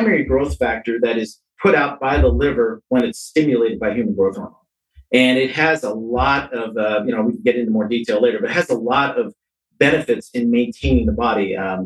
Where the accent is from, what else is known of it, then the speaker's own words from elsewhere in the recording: San Francisco, California, United States; I was raised in San Francisco